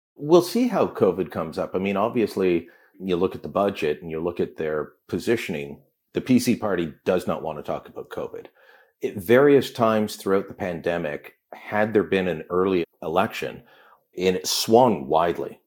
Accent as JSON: {"language": "English", "town": "Hamilton", "region": "Ontario", "country": "Canada", "tie": "born or raised there", "said": "when I was growing up in Hamilton"}